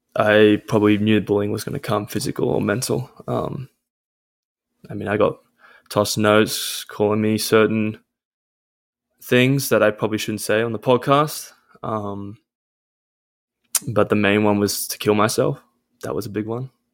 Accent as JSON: {"language": "English", "town": "Caringbah South", "region": "New South Wales", "country": "Australia", "tie": "born or raised there", "said": "I'm Australian. Um, I come from a place called Caringbah South, which is near Cronulla"}